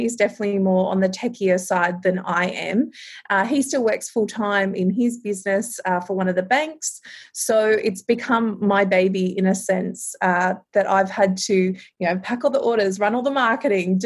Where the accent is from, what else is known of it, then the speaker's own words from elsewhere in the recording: Townsville, Queensland, Australia; I'm from Townsville in North Queensland